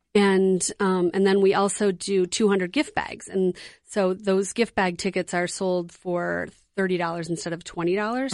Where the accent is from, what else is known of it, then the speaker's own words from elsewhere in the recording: Detroit, Michigan, United States; moved away as an adult; now in Twin Cities, United States; I grew up in Detroit, but I've lived here in the Twin Cities for twenty-six, twenty-seven years